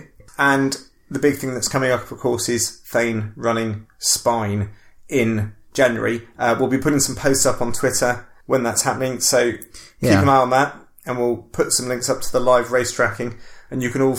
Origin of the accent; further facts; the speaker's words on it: Bristol, South West England, United Kingdom; we come from Bristol